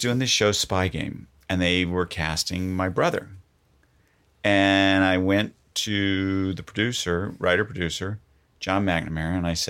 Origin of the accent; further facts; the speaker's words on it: Florida, United States; moved away; I grew up in Florida.